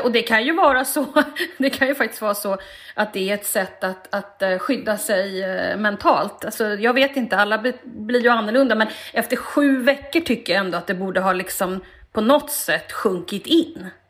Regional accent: Stockholm, Stockholm County, Sweden; jag växte upp i Stockholms innerstad

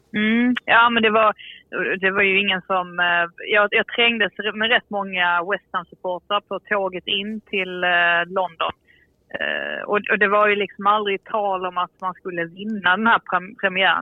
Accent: Sweden; som svensk

